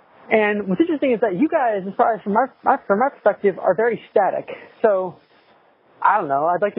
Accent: Sacramento, California, United States; moved away; I'm from Sacramento, California.

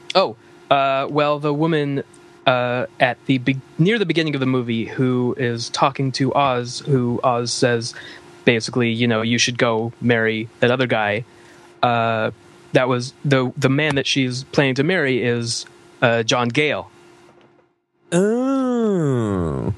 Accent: Canada; being a Canadian

